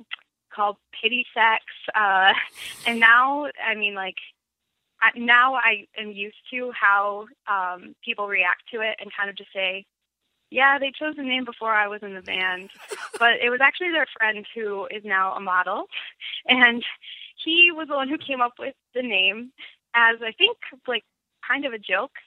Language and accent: English; Grand Ledge, Michigan, United States; born or raised there; also born or lived in Lansing